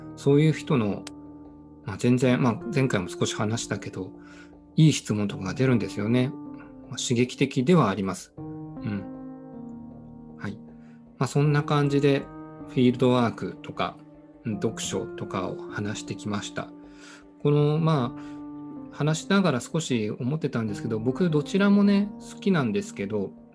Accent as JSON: {"language": "Japanese", "region": "Fukuoka", "country": "Japan", "tie": "born or raised there", "said": "地元福岡"}